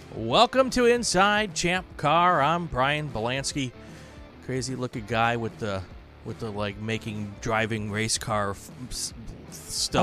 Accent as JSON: {"language": "English", "region": "Wisconsin", "country": "United States", "tie": "born or raised there", "also_born_or_lived": "Atlanta", "moved": "yes", "lives_now": "California, United States", "said": "from the Midwest, I grew up in Wisconsin"}